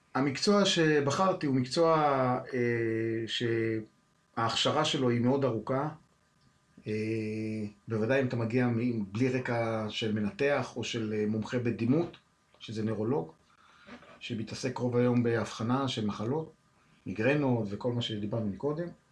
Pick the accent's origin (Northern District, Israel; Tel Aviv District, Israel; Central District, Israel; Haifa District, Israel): Haifa District, Israel; Haifa; כילד, מתנדב במד"א, אז הייתי, גרתי בחיפה